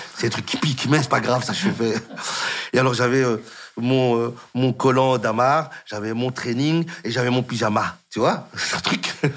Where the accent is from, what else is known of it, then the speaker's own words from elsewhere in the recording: Molenbeek-Saint-Jean, Brussels-Capital Region, Belgium; Je suis un gars de Molenbeek qui, qui, qui, qui n'a jamais quitté Bruxelles